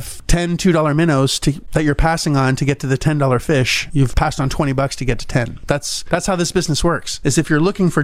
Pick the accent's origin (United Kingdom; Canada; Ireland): Canada; now in United States; a Canadian